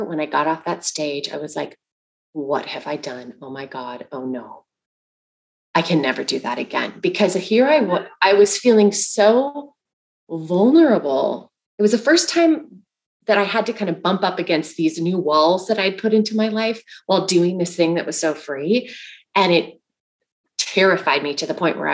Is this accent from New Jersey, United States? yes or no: no; Bakersfield, California, United States; when I was a little girl, I grew up in Bakersfield, California